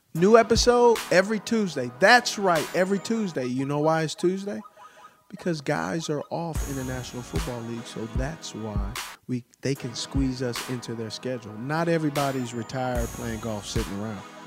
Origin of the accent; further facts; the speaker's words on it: California, United States; I'm from Cali